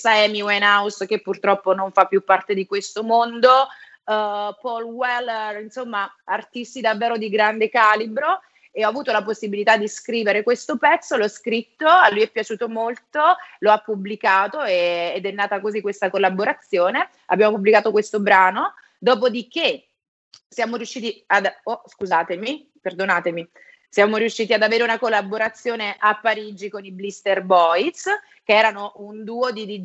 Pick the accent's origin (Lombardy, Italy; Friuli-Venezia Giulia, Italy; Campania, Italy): Campania, Italy; Benevento; accent: Roman; now in Rome, Italy; Beh, sì, sono di Benevento, ma in realtà però vivo a Roma da tanti anni, quindi ormai sono, mi sento più romana, devo essere onesta.